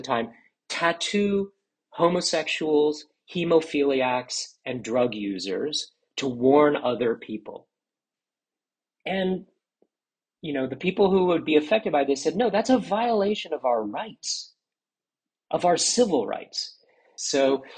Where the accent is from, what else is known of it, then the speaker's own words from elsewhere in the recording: Washington, District of Columbia, United States; also born or lived in Philadelphia; I grew up in Washington, D.C. in the 1980s.